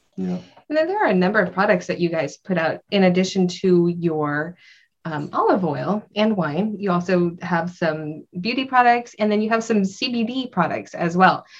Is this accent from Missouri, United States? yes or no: no; Central California, United States; I grew up around olives where I grew up in Central California